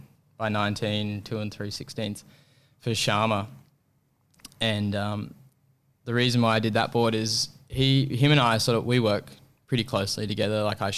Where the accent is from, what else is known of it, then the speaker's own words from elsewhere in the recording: Apollo Bay, Victoria, Australia; And I grew up surfing in Apollo Bay, which is it's a whole different sort of environment.